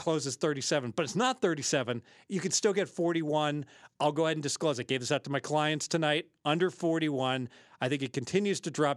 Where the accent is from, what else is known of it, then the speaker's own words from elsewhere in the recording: Southern Ohio, United States; I'm from Southern Ohio